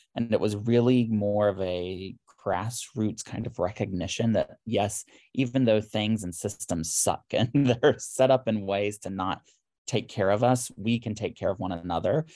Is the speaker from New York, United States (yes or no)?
no; Harmony, North Carolina, United States; moved away as an adult; also born or lived in Charlotte, North Carolina / Atlanta; now in Philadelphia, United States; I'm originally from Harmony, North Carolina.